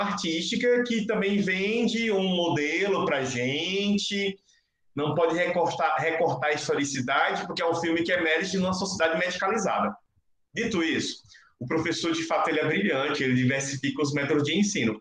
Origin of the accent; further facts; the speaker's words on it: Northeast Brazil, Brazil; criança nordestina da, da, de origens rurais